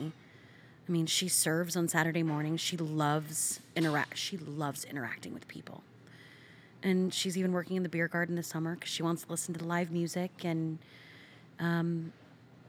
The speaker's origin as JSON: {"language": "English", "region": "Iowa", "country": "United States", "tie": "born or raised there", "also_born_or_lived": "South Dakota", "said": "we moved to Iowa, my mom and I, when I was pretty little, one"}